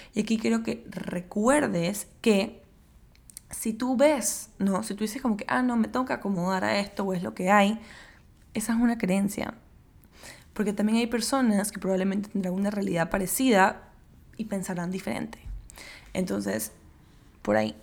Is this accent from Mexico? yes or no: no; Panama; yo soy de Panamá, vivo en Panamá